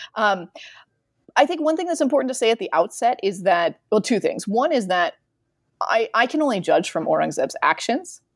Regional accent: United States; I'm an American

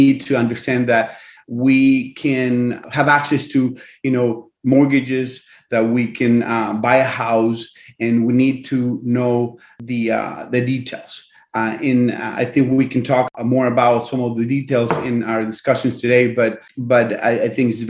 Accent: Argentina; now in United States; I was born and raised in Argentina. I'm an immigrant to this wonderful country.

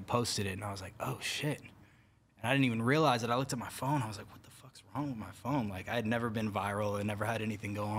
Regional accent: Bay Area, California, United States; I grew up in the Bay Area

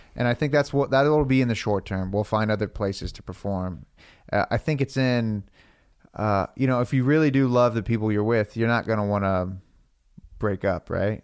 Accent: Florida, United States; now in Los Angeles, United States; I'm from Florida

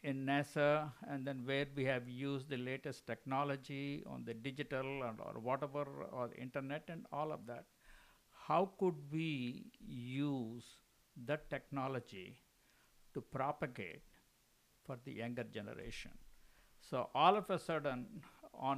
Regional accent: Guntur, Andhra Pradesh, India; also born or lived in Chittoor / Madras; I grew up in Guntur, born in Chittur, grew up in Guntur

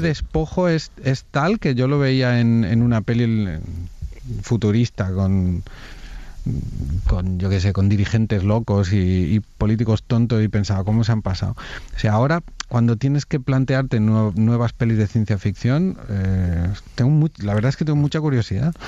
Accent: Cardona, Catalonia, Spain; Yo soy de Cardona

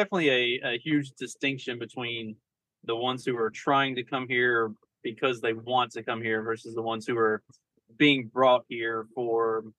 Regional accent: Southern, United States; I'm Scottish and Southern

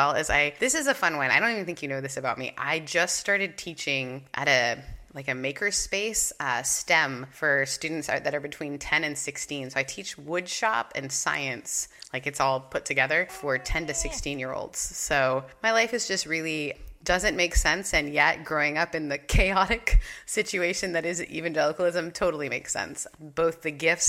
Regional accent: Canada; moved away; also born or lived in the Southern United States; I grew up in Canada and moved to the South

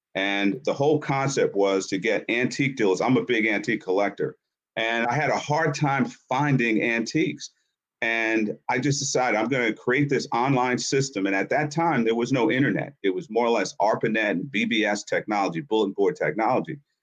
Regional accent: Yonkers, New York, United States; also born or lived in Harlem, New York; I grew up in Yonkers, New York, and spent a lot of time in Harlem

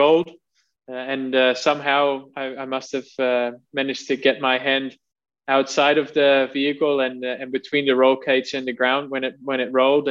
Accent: Netherlands; growing up in the Netherlands, as you know, obviously, you know, you ride your bike to school

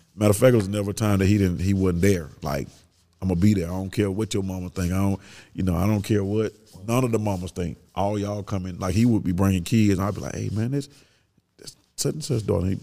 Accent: Kirkwood, United States; We grew up in Kirkwood.

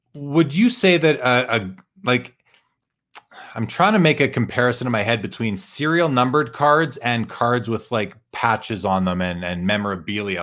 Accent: Canada; being Canadian

